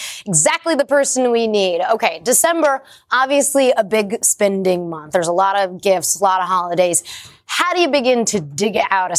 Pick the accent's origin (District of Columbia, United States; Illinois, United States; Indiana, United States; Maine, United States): Illinois, United States; Chicago; My hometown.